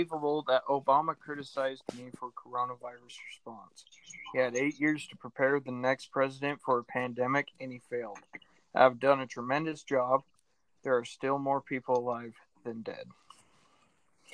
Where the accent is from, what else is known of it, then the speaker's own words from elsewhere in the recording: United States; as an American